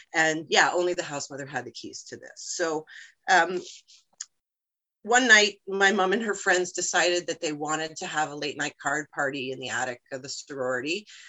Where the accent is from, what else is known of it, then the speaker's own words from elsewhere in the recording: United States; now in Canada; I'm originally from the States